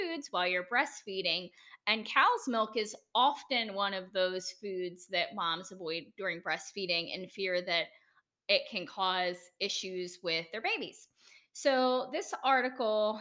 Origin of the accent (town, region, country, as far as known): United States; accent: American